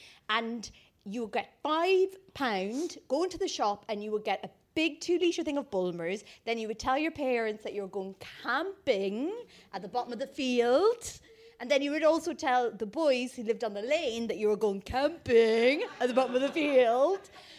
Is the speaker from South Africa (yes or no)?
no; Ireland; So I grew up in the Irish countryside.